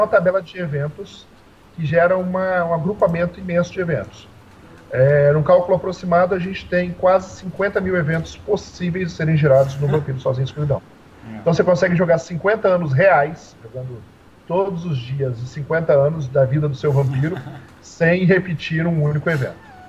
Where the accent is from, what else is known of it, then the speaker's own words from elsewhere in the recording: Serra, Espírito Santo, Brazil; Eu sou da cidade de Serra, Espírito Santo, e aqui é tudo muito próximo. Aqui a gente fala que 10 quilômetros é longe para o capixaba